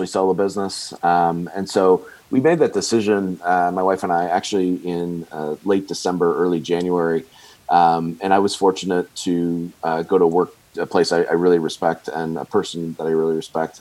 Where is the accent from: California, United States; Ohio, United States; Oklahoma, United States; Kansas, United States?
Ohio, United States; Bowling Green; now in Fishers, United States; my hometown of Bowling Green, Ohio